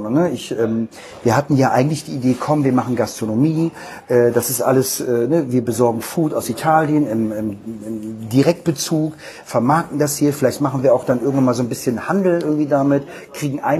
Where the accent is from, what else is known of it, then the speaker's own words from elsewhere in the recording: Hanover, Lower Saxony, Germany; born there; moved away as an adult; now in Cologne, Germany; Also, ähm, dass ich in Hannover geboren bin, ist, glaube ich, eher uninteressant und sollte man vielleicht nicht nach außen hinhängen. Aber ich liebe Hannover, ich finde das cool. Ich bin zu wenig dort. Ähm, bin zum Studium nach Köln gekommen